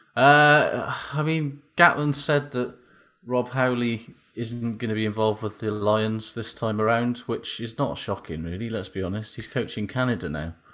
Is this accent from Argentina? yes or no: no; Welsh, Wales, United Kingdom; I'm Welsh